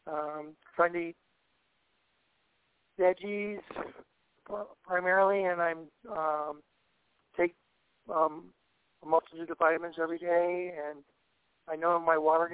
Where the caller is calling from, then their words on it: Southern California, United States; I'm calling from Southern California.